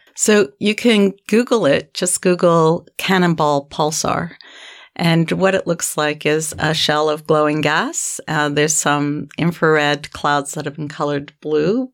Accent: Canada; I'm a Canadian and I'm a professor at the University of Manitoba in the middle

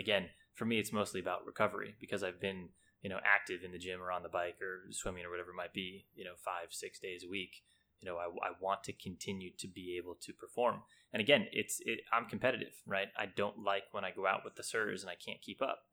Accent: California, United States; we grew up in California back in the sixties and seventies.

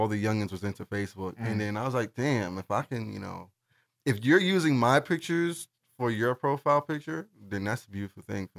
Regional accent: New York City, New York, United States; I'm from Brooklyn.

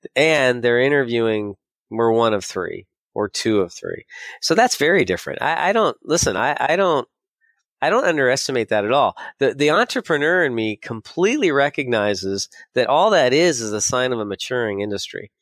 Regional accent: San Diego, California, United States; moved away as an adult; also born or lived in San Francisco; I grew up in San Diego

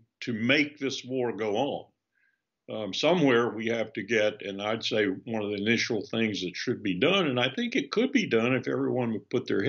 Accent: United States; As an American citizen

